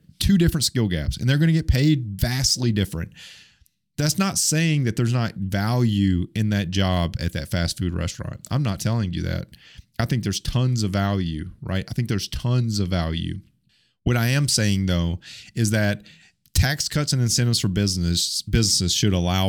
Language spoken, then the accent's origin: English; Alabama, United States; I say McDonald's, okay? I'm from Alabama.